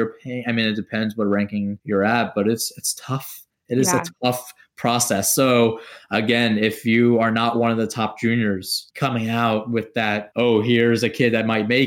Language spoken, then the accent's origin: English; New York, United States; Being a New Yorker